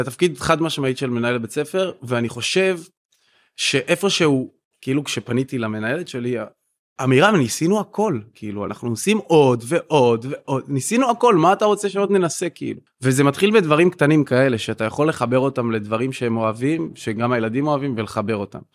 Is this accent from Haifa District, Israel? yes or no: yes; Kiryat Yam, Haifa District, Israel; אני ילד פריפריה גדלתי והתחנכתי בקריית ים